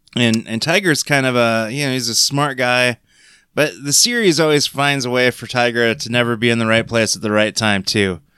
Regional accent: Crete, Nebraska, United States; me growing up in Crete, Nebraska, watching Thundercats after school

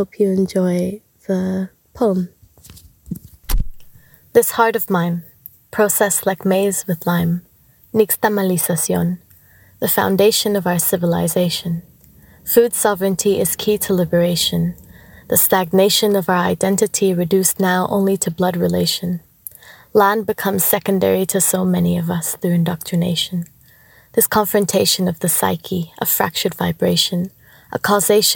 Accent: Canada; moved away as an adult; also born or lived in Mexico; now in Australia; I come from Anahuac, also known as Mexico. I have lived there for a short amount of time before my family and I were forced to move to Canada as refugees. Spent a lot of my time growing up in Canada

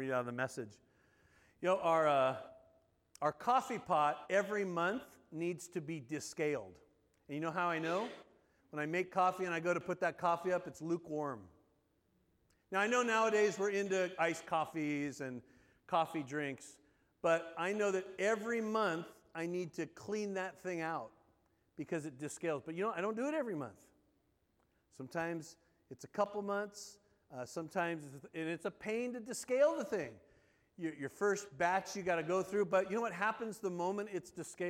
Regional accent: Southern California, United States; moved away as an adult; also born or lived in North Carolina; growing up in Southern California.

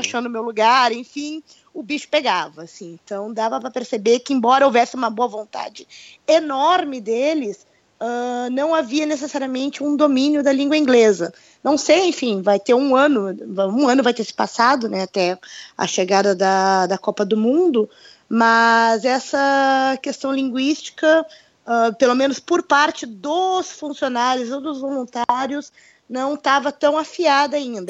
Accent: Brazil; now in Russia

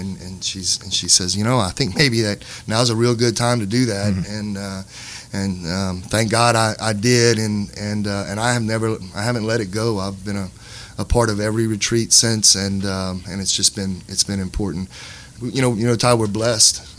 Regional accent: Lafayette, Louisiana, United States; I'm from Lafayette, parishioner at Fatima

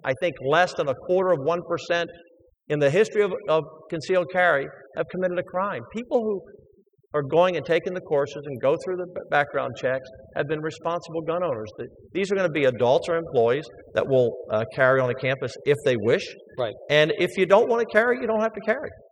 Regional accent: Baltimore, Maryland, United States; now in Texas, United States; growing up as a kid, I grew up in Baltimore

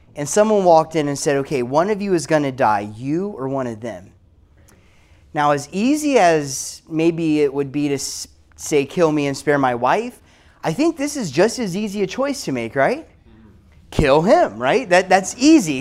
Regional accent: South Carolina, United States; i am from South Carolina

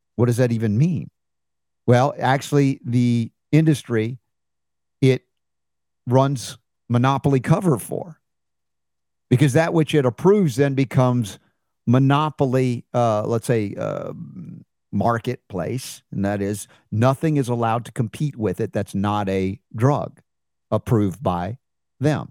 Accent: United States; as an American growing up in a medical family

